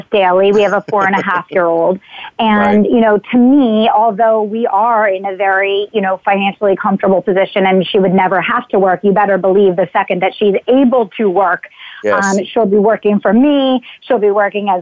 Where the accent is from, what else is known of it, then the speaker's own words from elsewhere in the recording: Exton, Pennsylvania, United States; I grew up in Exton, Pennsylvania.